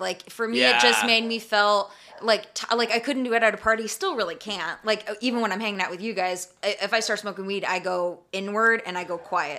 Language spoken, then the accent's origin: English; Arizona, United States; moved away; I grew up in Arizona